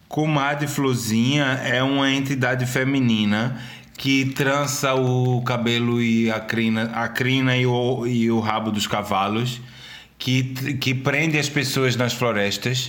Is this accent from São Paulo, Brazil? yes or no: no; Recife, Pernambuco, Brazil; also born or lived in Cabo de Santo Agostinho; sou de Recife, eu nasci em Recife. Eu estudei minha vida inteira em Recife